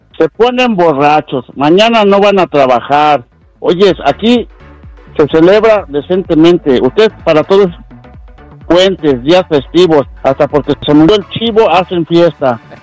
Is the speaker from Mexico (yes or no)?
no; Los Angeles, California, United States; yo también soy nacida aquí en Los Ángeles y mis papás son mexicanos